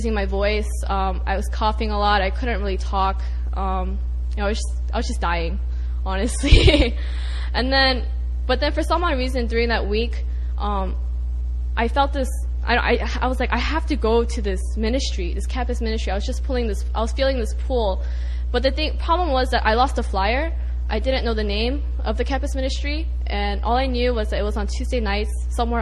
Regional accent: Atlanta, Georgia, United States; I'm from Atlanta

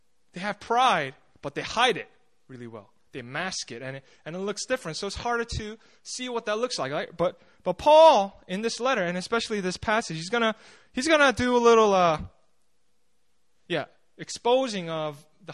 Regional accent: New Jersey, United States; moved away; when I grew up in the States, I grew up in New Jersey

